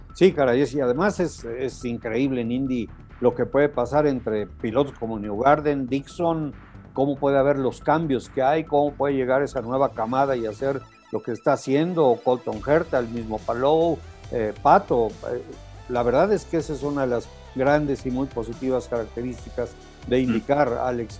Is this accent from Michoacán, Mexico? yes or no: no; Puebla, Mexico; yo nací en Puebla